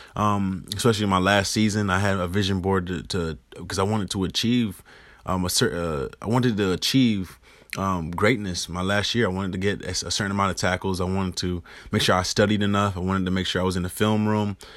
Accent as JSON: {"language": "English", "town": "Rochester", "region": "New York", "country": "United States", "tie": "born or raised there", "said": "internships in high school with news stations in my hometown of Rochester, New York"}